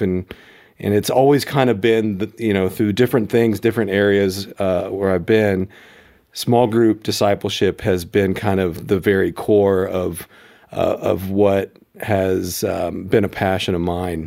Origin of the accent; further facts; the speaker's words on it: Memphis, Tennessee, United States; now in Colorado Springs, United States; I grew up in Memphis